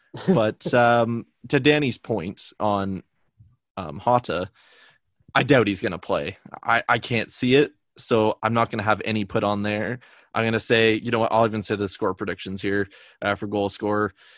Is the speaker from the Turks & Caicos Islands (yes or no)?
no; Canada; I'm Canadian.